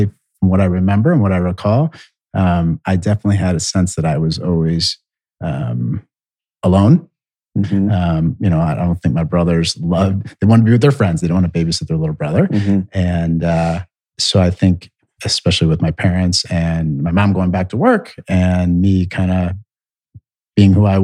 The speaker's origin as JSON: {"language": "English", "town": "University Heights", "region": "Ohio", "country": "United States", "tie": "born or raised there", "also_born_or_lived": "Cleveland, Ohio", "said": "from Cleveland, Ohio, and I'm the youngest of four boys. So I grew up in University Heights"}